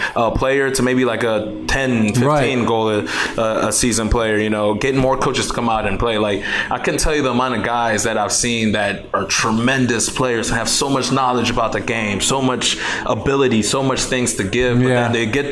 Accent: Cameroon; now in United States; I'm from Cameroon, where soccer is really, really big, and I come over here

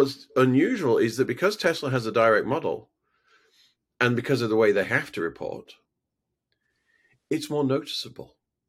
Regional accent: Halifax, Yorkshire and the Humber, United Kingdom; I'm from Halifax. I have no stake in this.

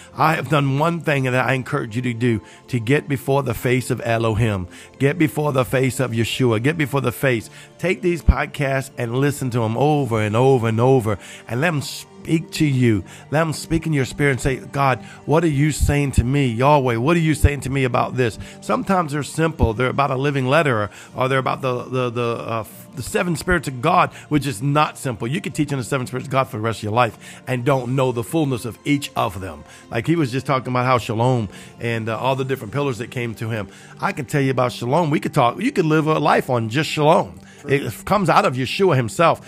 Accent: Cajun, Louisiana, United States; I'm Cajun.

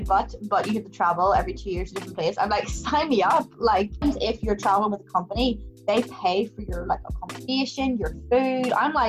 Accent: Ireland; That might be because obviously I'm Irish

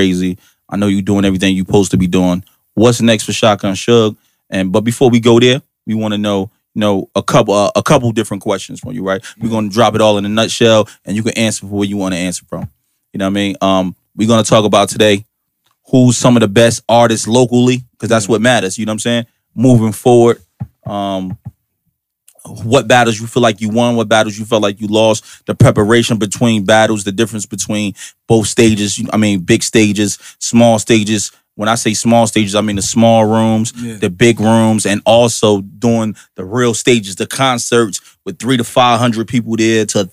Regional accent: Irvington, New Jersey, United States; I'm from Irvington

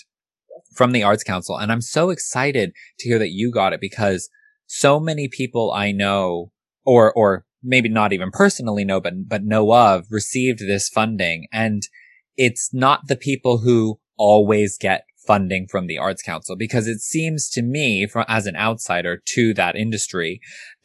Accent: California, United States; now in London, United Kingdom; I grew up in California, surrounded by Asian people.

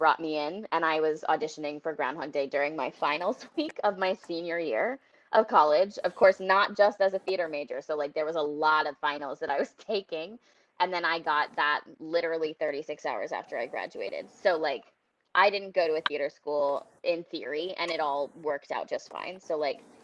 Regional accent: Boston, Massachusetts, United States; I'm from the Boston area, so I got into theater really young.

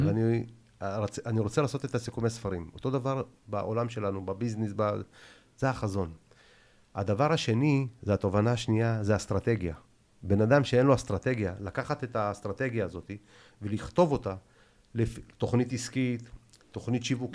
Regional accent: Israel; also born or lived in Tashkent, Uzbekistan; אני בכלל לא נולדתי בארץ. אני ביבוא אישי. עליתי בגיל שלוש, אתה מבין? מתשכנת

